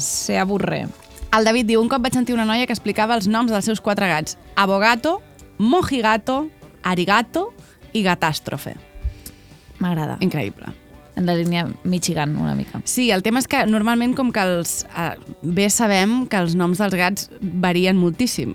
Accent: Barcelona, Catalonia, Spain; Jo sóc d'Horta.

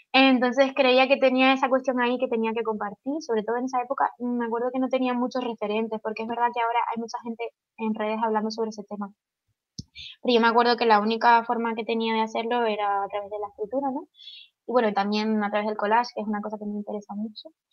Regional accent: Tenerife, Canary Islands, Spain; moved away as an adult; now in Madrid, Spain; me voy a mudar a Tenerife de nuevo.

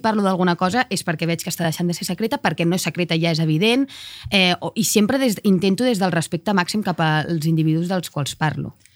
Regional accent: Cardedeu, Catalonia, Spain; tornant a casa meva de nit de Barcelona, que és on viuen els meus avis, cap a Cardedeu, al meu poble

